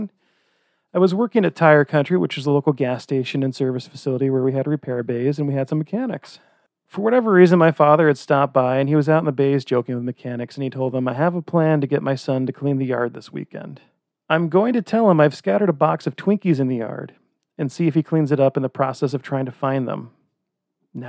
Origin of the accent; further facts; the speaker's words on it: Old Lyme, Connecticut, United States; now in Utah, United States; growing up in Old Lyme